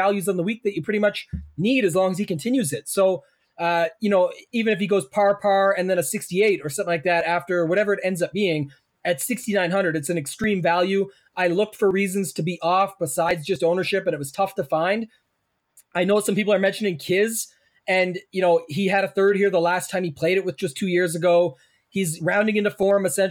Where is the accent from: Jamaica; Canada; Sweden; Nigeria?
Canada; I'm Canadian